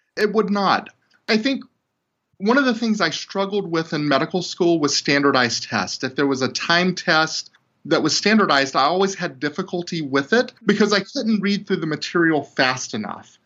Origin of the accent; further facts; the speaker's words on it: 45 minutes from Alexandria, Louisiana, United States; Here I am in Alexandria, Louisiana, which is 45 minutes away from my hometown